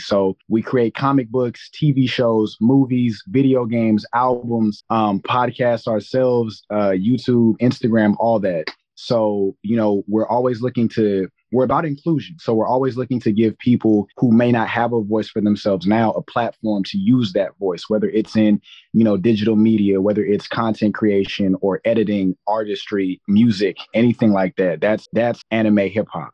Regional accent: Long Beach, California, United States; born and raised in Long Beach, California

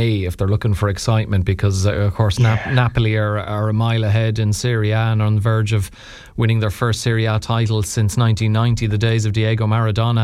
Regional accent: Ireland; as an Irish person

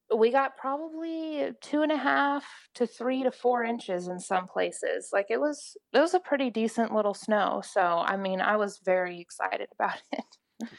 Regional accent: Oklahoma, United States; I'm … in Oklahoma

